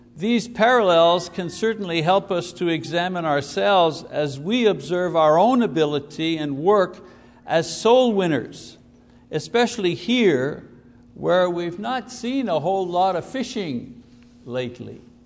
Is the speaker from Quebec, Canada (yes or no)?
yes; Montreal, Quebec, Canada; I was born in the Jewish, Greek, Italian neighborhood, Park Extension it was called. It was the inner city